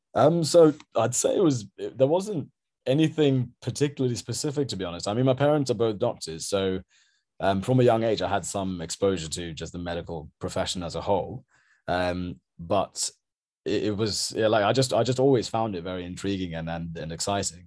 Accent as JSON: {"language": "English", "town": "Norwich", "region": "East of England", "country": "United Kingdom", "tie": "born or raised there", "also_born_or_lived": "Sri Lanka", "moved": "as an adult", "lives_now": "London, United Kingdom", "said": "I grew up in Norwich, so I had a relatively kind of small town"}